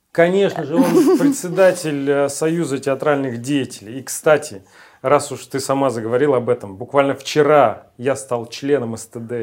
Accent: Urals, Russia; moved away; also born or lived in Siberia; я с Сибири, но выросли, вырос я тоже на Урале

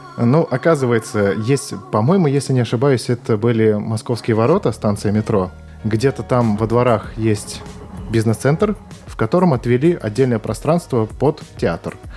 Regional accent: Saint Petersburg, Russia; я являюсь коренным жителем Петербурга

